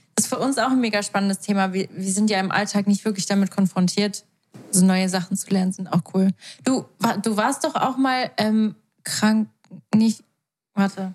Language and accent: German; Switzerland; bei uns in der Schweiz gibt es nur die normale kaufmännische EFZ-Ausbildung